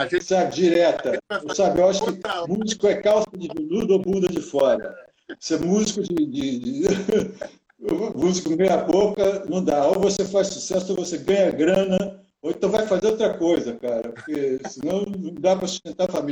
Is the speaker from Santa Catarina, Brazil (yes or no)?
no; Rio de Janeiro, Brazil; mas o Rio é minha cidade.